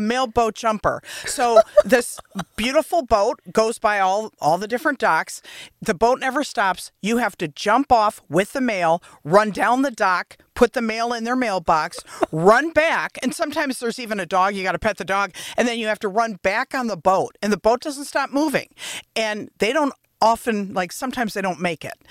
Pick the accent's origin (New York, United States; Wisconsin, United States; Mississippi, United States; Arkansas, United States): Wisconsin, United States; Beloit; I'm from Beloit, so I'm as far south as it gets.